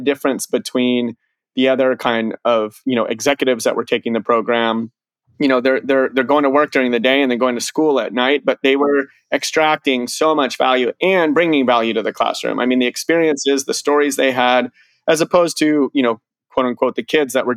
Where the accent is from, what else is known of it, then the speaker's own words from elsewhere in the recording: Colorado, United States; growing up in Colorado